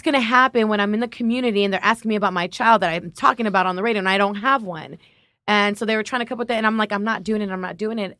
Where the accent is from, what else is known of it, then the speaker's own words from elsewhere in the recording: Los Angeles, California, United States; I'm a Latina. I'm from South L